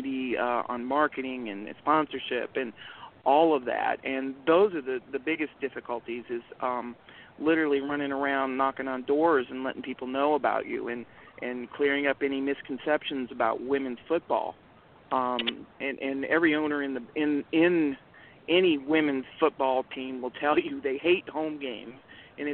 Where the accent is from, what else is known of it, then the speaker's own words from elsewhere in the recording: Southern Ohio, United States; I grew up in Southern Ohio